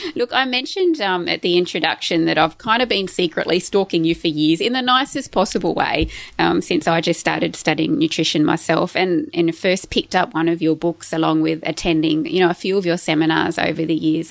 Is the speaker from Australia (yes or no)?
yes; Tamworth, New South Wales, Australia; we actually grew up in the same area, like in Tamworth. I was born in Tamworth in New South Wales